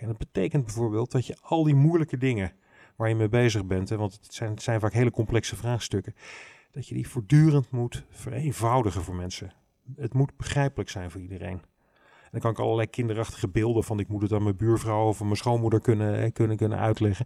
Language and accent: Dutch; Rotterdam, South Holland, Netherlands; accent: plat Rotterdams; ik ben wel, wel helemaal opgegroeid in die stad